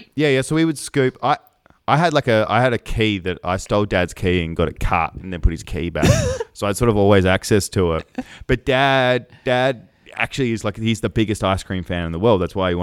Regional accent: Hobart, Tasmania, Australia; So Hobart.

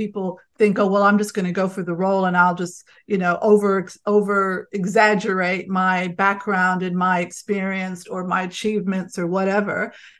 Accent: Connecticut, United States; I'm just from Connecticut.

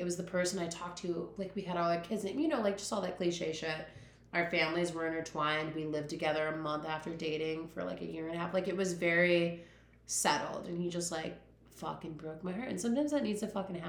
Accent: Chicago, Illinois, United States; I'm from Chicago.

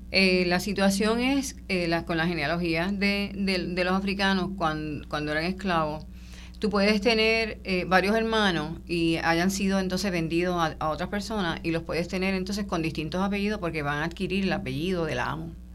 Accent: Puerto Rico

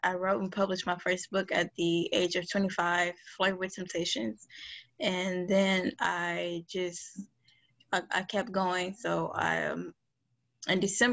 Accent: Detroit, Michigan, United States; I grew up in Detroit, Michigan. I've lived in Detroit for about, 24, 25 years

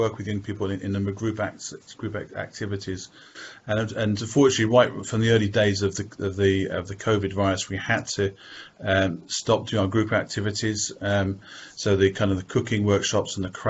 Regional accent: Birmingham, West Midlands, United Kingdom; I'm from Birmingham. I've lived here all my life

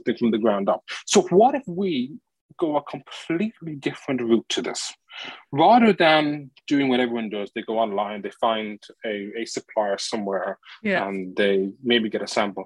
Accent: Ireland; I'm Irish.

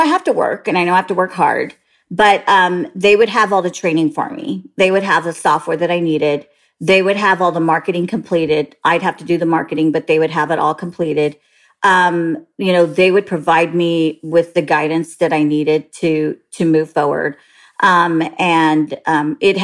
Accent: San Jose, California, United States; moved away; I was born and raised in Northern California, San Jose to be exact.

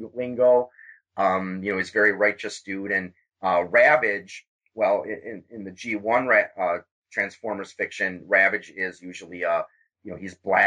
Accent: Wisconsin, United States; instead of being born in Wisconsin

